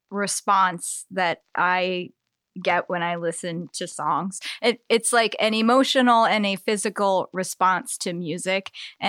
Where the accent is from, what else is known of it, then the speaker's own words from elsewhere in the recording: Eastern Shore, United States; growing up on the Eastern Shore, there's all these old houses, and like I always loved the idea of evil things sort of lurking around